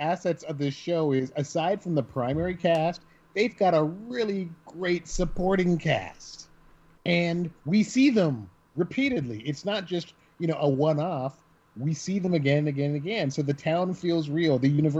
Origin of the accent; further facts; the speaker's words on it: Norfolk, Virginia, United States; now in Florida, United States; I grew up in Norfolk